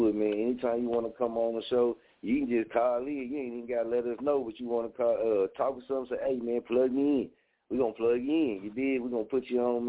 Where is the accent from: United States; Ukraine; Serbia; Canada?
United States; Muskogee, Oklahoma; also born or lived in Wichita, Kansas; I'm from Oklahoma, man. You dig? And I was in Kansas, man, in Wichita before I moved back to Muskogee